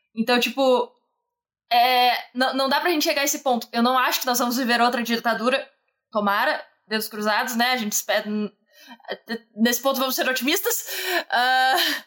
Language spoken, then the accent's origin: Portuguese; Brazil; tenho orgulho de ser brasileira